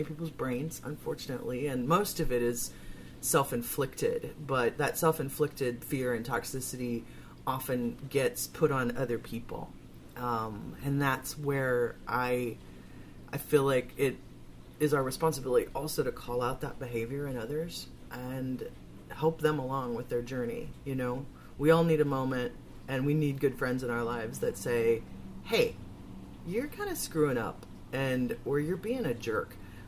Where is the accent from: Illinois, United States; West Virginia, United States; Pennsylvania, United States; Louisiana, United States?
Illinois, United States; Chicago; moved away; where I grew up in Chicago.